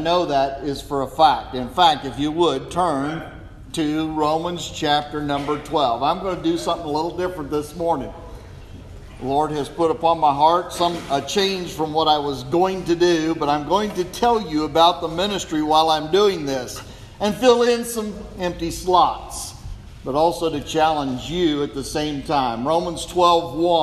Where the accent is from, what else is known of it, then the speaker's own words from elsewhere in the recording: southeast Kansas, United States; also born or lived in Samoa; I was raised in southeast Kansas farm communities